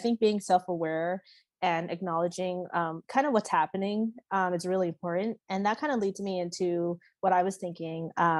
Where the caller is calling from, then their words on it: Henderson, Nevada, United States; I'm calling in from Henderson, Nevada.